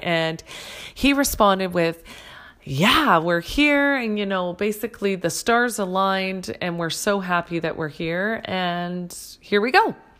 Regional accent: Canada; as a Canadian

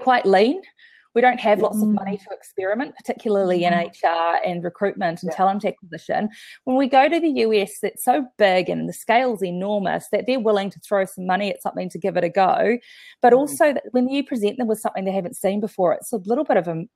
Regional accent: New Zealand

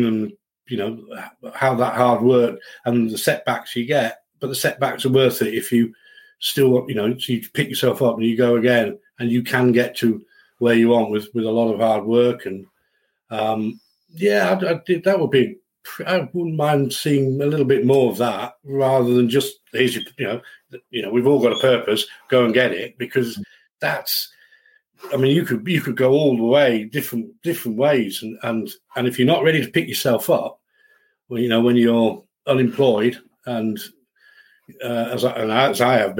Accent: Settle, Yorkshire and the Humber, United Kingdom; moved away; also born or lived in Leeds area; I was brought up in the Yorkshire Dales in a lovely town called Settle.

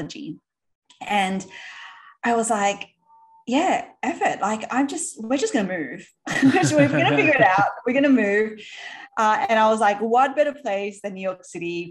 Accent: Sydney, New South Wales, Australia; accent: Aussie; you might be able to tell by my accent. I am Aussie. So we grew up in Sydney

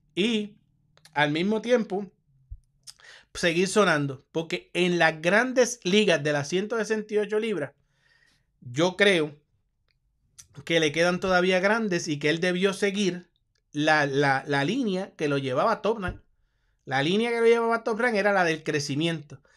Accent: Puerto Rico; yo soy puertorriqueño

